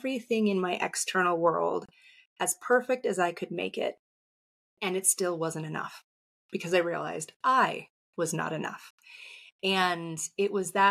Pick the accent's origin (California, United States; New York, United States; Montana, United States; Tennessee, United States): California, United States; San Diego; I grew up in San Diego